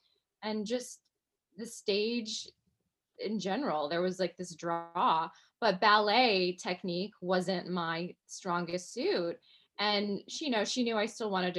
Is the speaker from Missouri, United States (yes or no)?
yes; Kansas City, Missouri, United States; moved away; also born or lived in Los Angeles; I grew up in Kansas City, Missouri. So I'm a Midwestern girl.